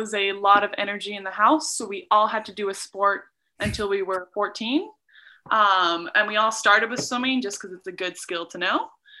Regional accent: England, United Kingdom; born there; also born or lived in Norway / Abu Dhabi / Doha / Calgary; I was born in England, then my family moved to Norway, then we moved to Abu Dhabi for 5 years, and then Doha, Qatar for three, and then we moved to Calgary.

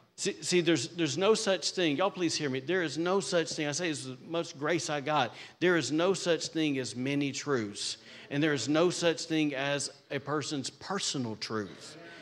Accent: Alabama, United States; now in Rockport, Maine, United States; I'm from Alabama

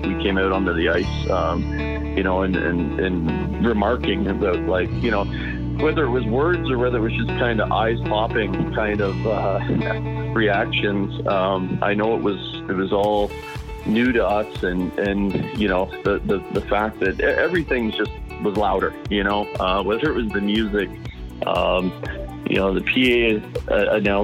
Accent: Peterborough, Ontario, Canada; back in my hometown of Peterborough, Ontario

